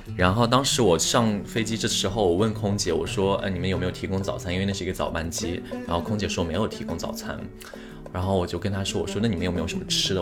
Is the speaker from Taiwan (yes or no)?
no; China; moved away; 去年的时候，就是我当时就是回国的时候，然后我不是在我老家嘛，反正就待了一段时间